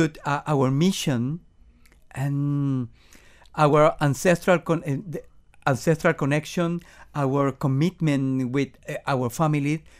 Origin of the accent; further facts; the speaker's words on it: Venezuela; English is a second language; moved away as an adult; now in Miami, United States; We are from Venezuela, okay. And we learn and grow in Venezuela in the musical scene.